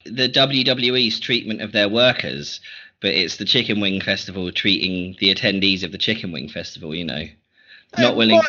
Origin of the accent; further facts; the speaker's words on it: England, United Kingdom; I'm English, all right? We don't do learning other languages.